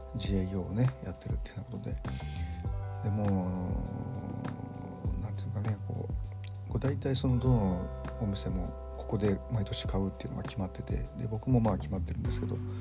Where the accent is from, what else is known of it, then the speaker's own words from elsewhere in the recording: Kyoto, Japan; moved away as an adult; now in Tokyo, Japan; 京都人っていうのはですね京都生まれ京都育ちなんですけども